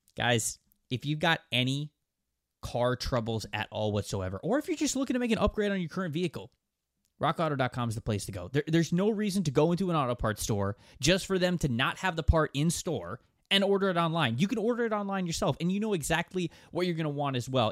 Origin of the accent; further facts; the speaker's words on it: Bradenton, Florida, United States; Bradenton, Florida. Yep, my hometown